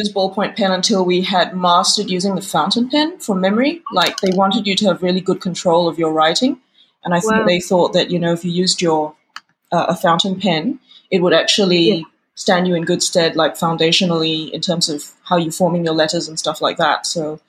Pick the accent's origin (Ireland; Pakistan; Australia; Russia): Australia; moved away as an adult; also born or lived in United Kingdom; And then, you know, I moved from Australia to the UK in my 20s, and I did nothing creative whatsoever while I lived there.